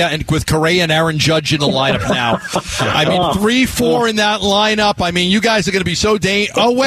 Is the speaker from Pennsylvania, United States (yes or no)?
no; New York, United States; I grew up in New York